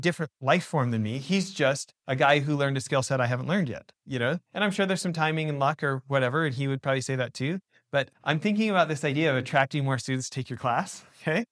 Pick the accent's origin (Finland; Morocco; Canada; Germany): Canada; moved away as an adult; now in United States; so I'm an American born abroad. I grew up in, you know, my dad's American, grew up in Canada.